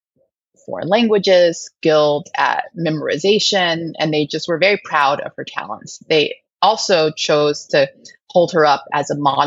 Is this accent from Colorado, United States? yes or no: yes; Denver, Colorado, United States; raised in Denver.